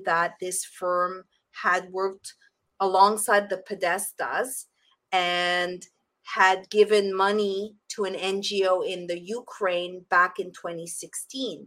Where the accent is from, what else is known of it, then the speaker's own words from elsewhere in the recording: Montreal, Quebec, Canada; also born or lived in Costa Rica; now in Florida, United States; my hometown of Montreal, Canada